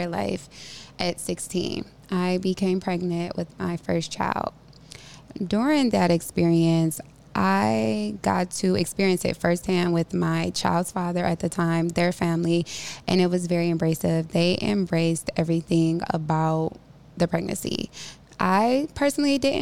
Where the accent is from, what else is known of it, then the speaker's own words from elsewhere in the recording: Cleveland, Ohio, United States; Growing up in Cleveland in elementary and middle school, I experienced a very strict environment.